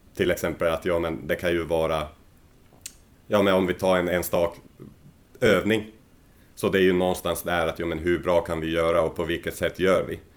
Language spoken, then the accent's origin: Swedish; Rovaniemi, Lapland, Finland; moved away as an adult; also born or lived in Helsinki / Pori / Skellefteå / Oulu; now in Sweden; jag är ju född i Rovaniemi i norra Finland. Och sen eh, där bodde jag ju tills jag vart 18.